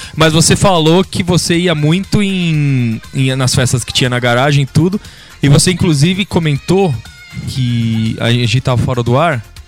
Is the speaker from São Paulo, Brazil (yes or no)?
yes; São Paulo, Brazil; do mesmo lugar que a gente é, aqui de São Paulo